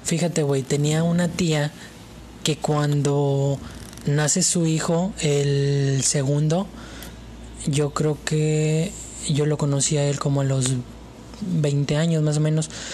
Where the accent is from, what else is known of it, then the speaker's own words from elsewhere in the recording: Mexico; yo soy mexicano